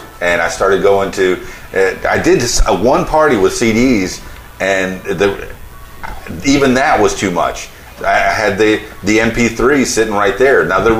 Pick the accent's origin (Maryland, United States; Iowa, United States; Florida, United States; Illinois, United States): Florida, United States; Miami; I guess I'm a Yankee from Miami. That's what they always call me because it's the biggest suburb of New York down there.